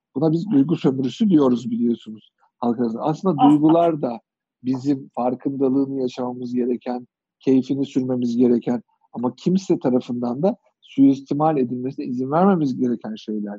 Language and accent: Turkish; Kırşehir, Kırşehir Province, Turkey; moved away; Biz küçük şehirde büyüdük. Kırşehirliyim ben